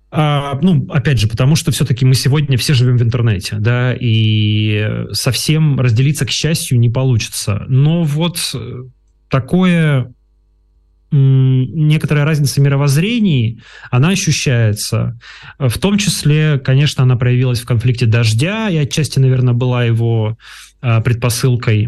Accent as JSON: {"language": "Russian", "town": "Yekaterinburg", "region": "Sverdlovsk Oblast", "country": "Russia", "tie": "born or raised there", "moved": "as an adult", "said": "Екатеринбург — это моя малая родина"}